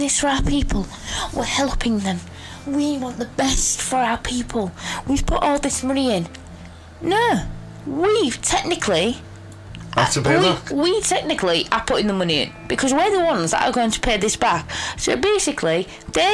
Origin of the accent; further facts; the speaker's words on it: Hull, Yorkshire and the Humber, United Kingdom; Kingston upon Hull, for example, obviously, our hometown.